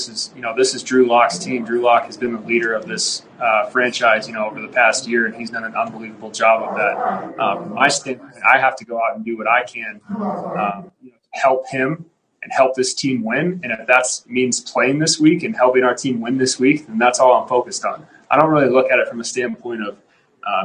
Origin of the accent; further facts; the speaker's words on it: the Northwest, Pacific Northwest, United States; moved away; growing up in the Northwest and, you know, playing at Boise State